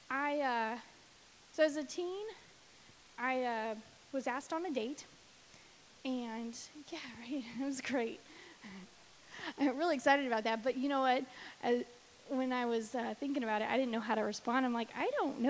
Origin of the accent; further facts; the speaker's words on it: St. Louis, Missouri, United States; moved away as an adult; now in Florida, United States; I was born in Florida, but I only lived here until I was 4. My dad was in the Air Force, and then he got out and was raised mostly in, like, St. Louis, Missouri area